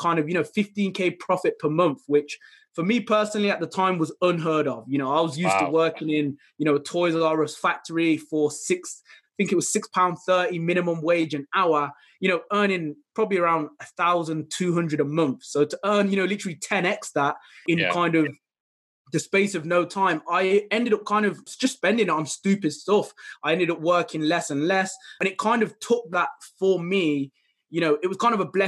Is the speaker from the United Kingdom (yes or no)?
yes; Midlands, United Kingdom; I'm from the United Kingdom, specifically around the Midlands area